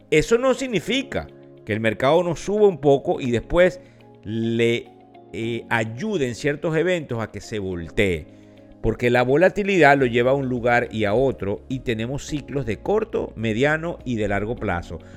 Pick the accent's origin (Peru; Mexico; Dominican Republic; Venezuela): Venezuela; como decimos en Venezuela, porque soy venezolano